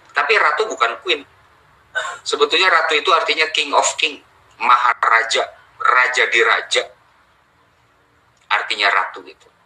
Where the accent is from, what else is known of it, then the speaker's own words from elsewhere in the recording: Java, Indonesia; yang jelas Bapak orang Jawa saya juga orang Jawa di Pulau Jawa maksudnya kita adalah orang Indonesia